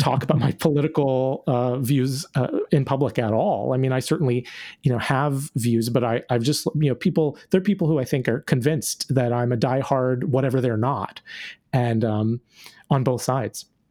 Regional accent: North Carolina, United States; now in Orlando, United States; I grew up in North Carolina

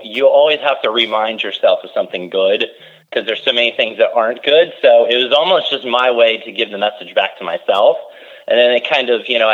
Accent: Pennsylvania, United States; growing up in Pennsylvania, it's not like there's a lot of seafood

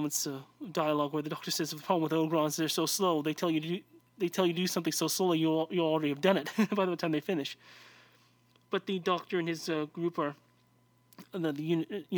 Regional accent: United States; I'm an American

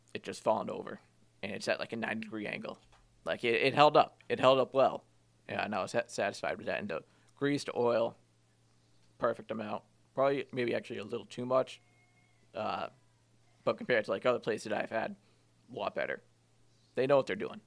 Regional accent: Wilmington, Massachusetts, United States; my hometown

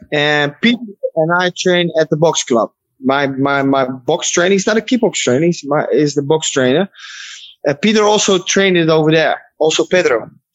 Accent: Netherlands; I'm from Holland

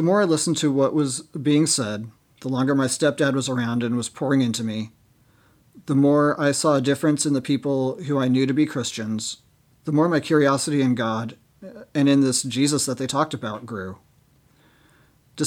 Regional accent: Seattle, Washington, United States; born and raised in Seattle

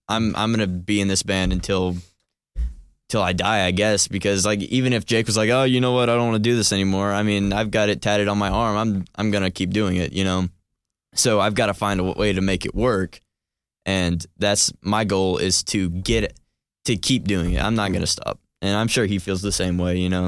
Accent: Cumming, Georgia, United States; I'm from Cumming, Georgia

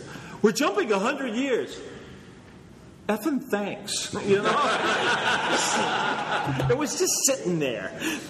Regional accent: United States; Well, damn it, I'm American

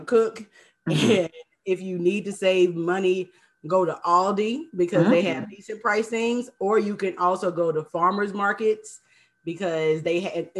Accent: Mobile, Alabama, United States; now in Lakeland, United States; I'm originally from Mobile, Alabama

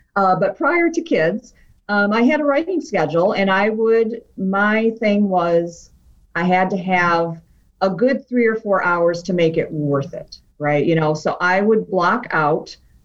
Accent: outside Detroit, Michigan, United States; also born or lived in New Hampshire / Wisconsin; now in Ann Arbor, United States; I was born in New Hampshire, but I moved to, you know, outside the Motor City when I was still pretty young. So I'm really pretty much a Michigan gal

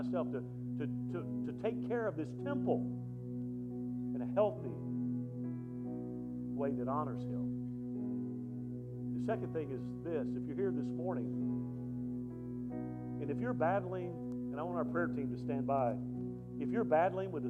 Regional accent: South Alabama, United States; I grew up in South Alabama, so I'm from L.A., lower Alabama, about low as you can get

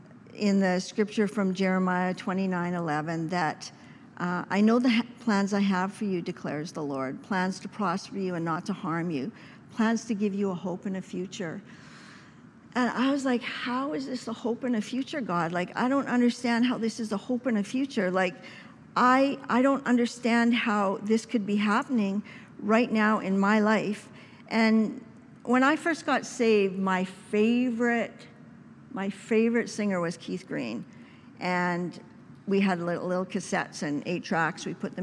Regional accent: Saskatchewan, Canada; my family, for the first year, I came to provinces from Saskatchewan.

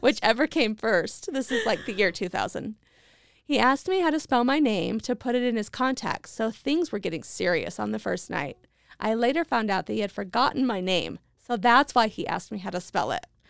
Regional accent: Idaho Falls, Idaho, United States; moved away; I'm living back in my hometown of Idaho Falls

